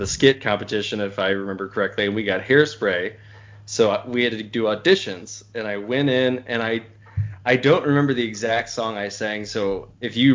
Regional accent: Jefferson City, Missouri, United States; I'm from Jefferson City. I was born and raised

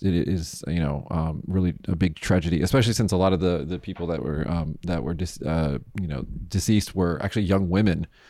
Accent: Las Vegas, Nevada, United States; now in Japan; I'm from Vegas

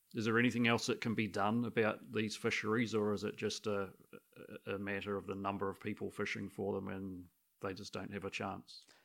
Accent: Christchurch, Canterbury, New Zealand; I was brought up in Christchurch

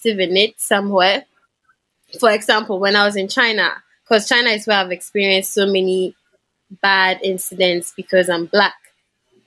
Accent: Ghana; moved away as an adult; I was from Africa. And yeah, I had a Ghanaian passport as well.

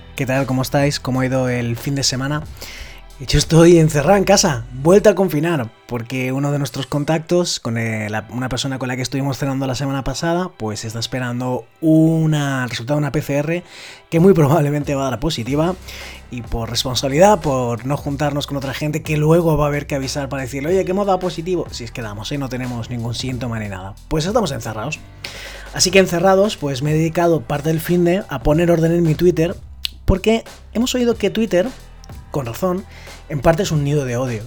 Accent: Valencian Community, Spain; cae en mi tierra

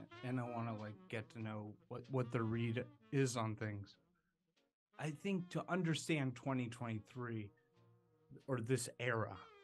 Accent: Midwest, United States; I'm from the Midwest

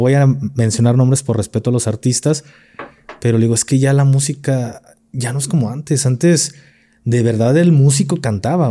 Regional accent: Jalisco, Mexico; soy de Jalisco

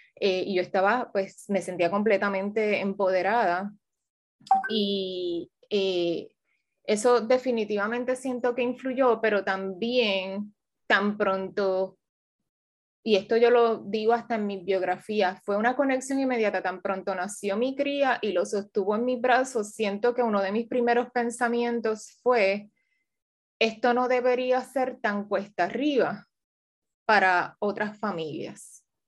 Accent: Ciales, Puerto Rico; also born or lived in Washington, United States; soy una puertorriqueña, criada en Ciales en gran parte de mi niñez

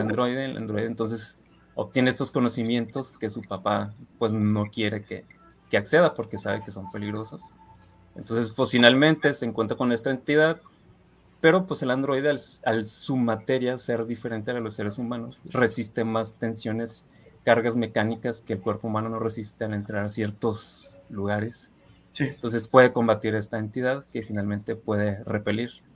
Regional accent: Ciudad Juárez, Chihuahua, Mexico; moved away as an adult; now in Guadalajara, Mexico; soy de Ciudad Juárez

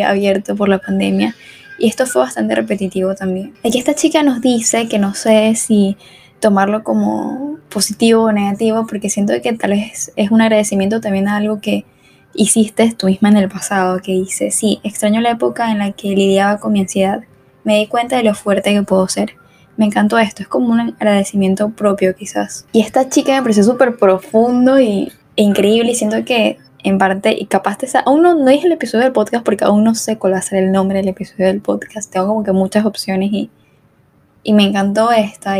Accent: Venezuela; moved away as an adult; yo soy de Venezuela, obviamente el acento

